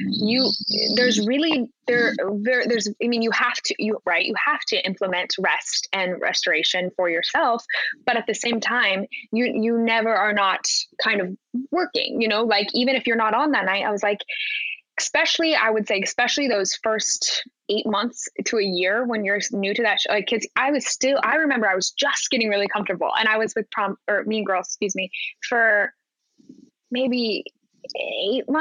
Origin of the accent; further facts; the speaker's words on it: Park City, Utah, United States; moved away as an adult; also born or lived in New York City; I'm from Utah, Park City, Utah. So grew up in the mountains.